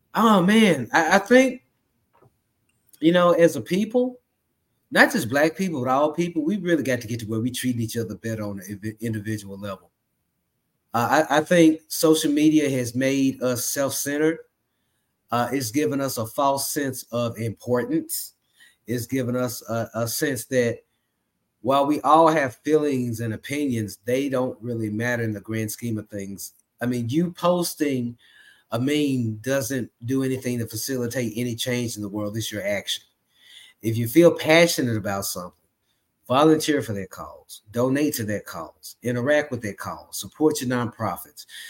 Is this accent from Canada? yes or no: no; Memphis, Tennessee, United States; moved away as an adult; now in Dallas, United States; I'm originally from Memphis, Tennessee, but I live in Dallas, Texas